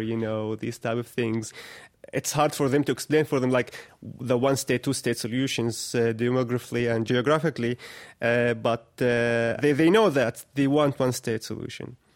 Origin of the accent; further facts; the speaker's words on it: Bethlehem, West Bank, Palestine; I was born and raised here in Arda camp, and I lived almost all my life in this, uh, refugee camp